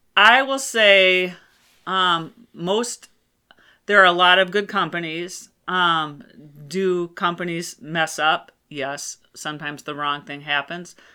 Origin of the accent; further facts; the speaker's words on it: Rochester, Minnesota, United States; I was born in Rochester, Minnesota